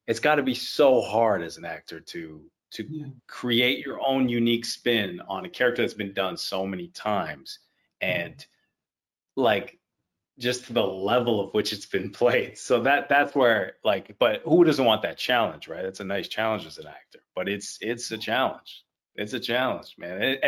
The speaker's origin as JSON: {"language": "English", "country": "Haiti", "tie": "born or raised there", "also_born_or_lived": "Miami", "moved": "as an adult", "lives_now": "Toronto, Canada", "said": "I was in Haiti. I grew up all in Haiti. I was born in Miami, but I've never lived in the States, or at least not in Miami."}